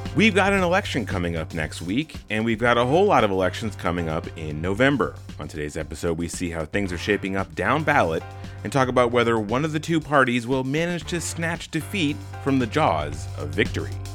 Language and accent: English; Arizona, United States; it's my home state